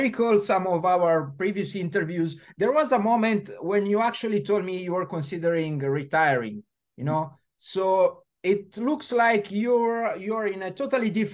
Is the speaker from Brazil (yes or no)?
no; Italy; I come from Italy